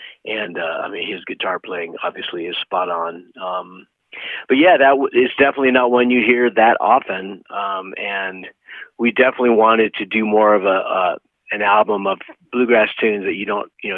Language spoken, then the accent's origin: English; Boulder, Colorado, United States; I grew up in Boulder